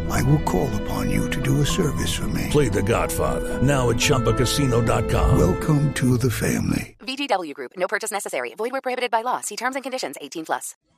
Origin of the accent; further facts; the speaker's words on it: Bogotá, Colombia; also born or lived in La Candelaria, Bogotá / Villamayor, Bogotá; yo nací en Las Cruces, me crié en el Quiroga, después me vine para Villamayor, que está acá al sur también